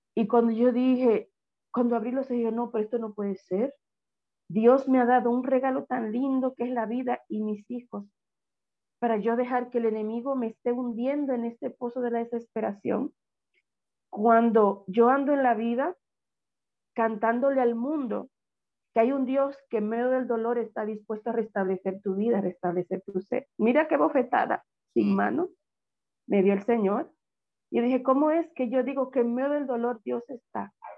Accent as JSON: {"language": "Spanish", "town": "Villa Altagracia", "region": "San Cristóbal", "country": "Dominican Republic", "tie": "born or raised there", "said": "cuando estaba pequeña, en mi, en mi pueblo, Villa Gracia"}